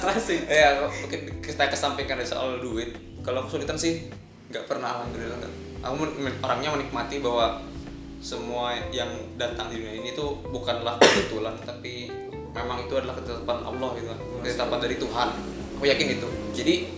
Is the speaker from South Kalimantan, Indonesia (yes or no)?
yes; Banjarbaru, South Kalimantan, Indonesia; moved away; aku asli orang Banjar Baru